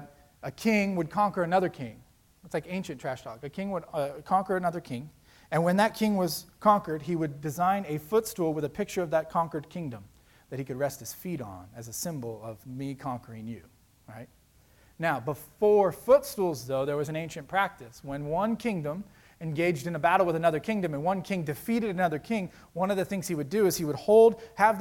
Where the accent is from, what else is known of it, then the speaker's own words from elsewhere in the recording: South Florida, United States; I grew up in South Florida on the beach